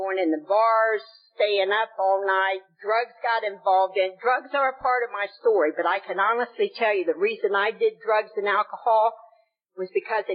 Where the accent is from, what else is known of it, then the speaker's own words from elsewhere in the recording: the South, United States; accent: Southern; now in Florida, United States; I'm from the South. I don't know if you could tell, I got a little Southern accent.